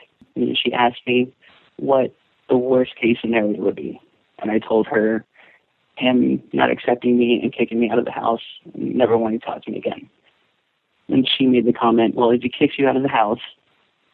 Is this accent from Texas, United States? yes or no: yes; Texas, United States; moved away as an adult; now in Arizona, United States; I was born and raised in Texas.